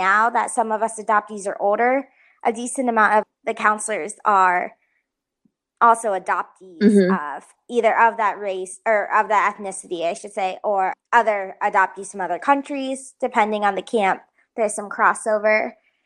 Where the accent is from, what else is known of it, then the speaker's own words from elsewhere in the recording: Colorado, United States; moved away as an adult; also born or lived in China / New York; now in Phoenix, United States; I grew up in Colorado and then spent most, like pretty much my whole life there until I went to school